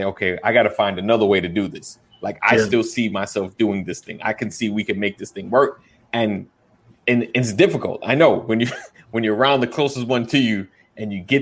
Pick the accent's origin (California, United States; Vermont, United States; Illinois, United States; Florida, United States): Florida, United States; I'm from Florida